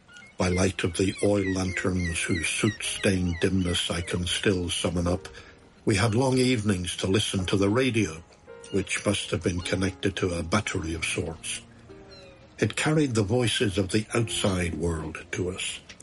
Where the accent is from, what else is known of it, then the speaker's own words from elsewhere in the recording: Islandmagee, Northern Ireland, United Kingdom; I grew up in Mullaghboy, Island McGee, north of Belfast, on the Antrim coast, in a cottage without main services.